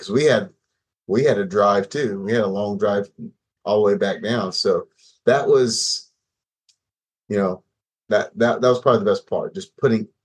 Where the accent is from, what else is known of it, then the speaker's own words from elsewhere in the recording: West Virginia, United States; moved away; I'm from West Virginia originally